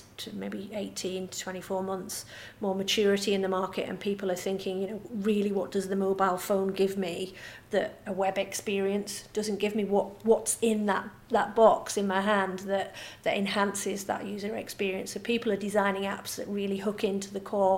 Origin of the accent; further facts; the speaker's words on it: Cumbria, North West England, United Kingdom; as you can tell from my lovely Swedish. I'm from the Swedish suburb of Cumbria.